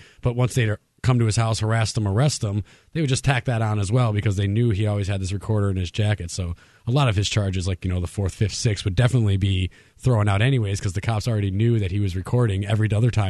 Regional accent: Wisconsin, United States; Because when I was in Chicago, I've been in and out of there, because I came from Wisconsin just north.

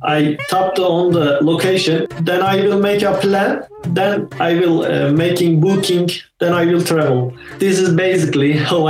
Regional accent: Turkey; I'm a photographer from Turkey.

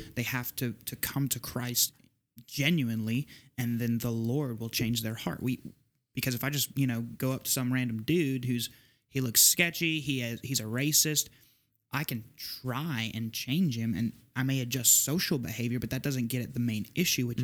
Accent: Southeast Texas, United States; I'm from Southeast Texas, like my the, my home church

